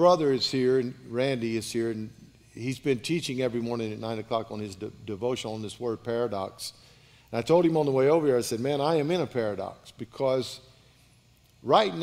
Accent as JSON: {"language": "English", "town": "Baker", "region": "Louisiana", "country": "United States", "tie": "born or raised there", "said": "I was raised in Baker, Louisiana"}